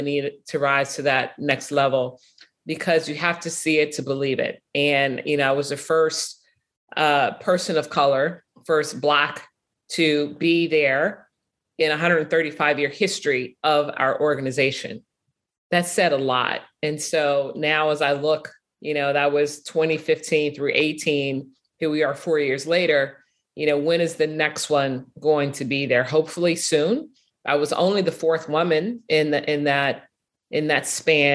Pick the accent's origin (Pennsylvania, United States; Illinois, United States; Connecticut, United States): Illinois, United States; Chicago; I'm from Chicago, grew up watching Northwestern